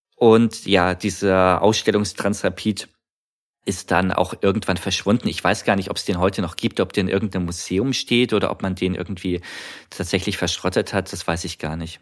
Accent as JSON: {"language": "German", "town": "Munich", "region": "Bavaria", "country": "Germany", "tie": "born or raised there", "said": "ich bin zu der Zeit in München aufgewachsen"}